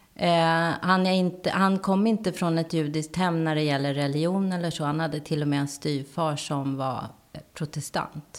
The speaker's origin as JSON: {"language": "Swedish", "town": "Täby", "region": "Stockholm County", "country": "Sweden", "tie": "born or raised there", "said": "jag var enda svarthåriga ungen i Täby"}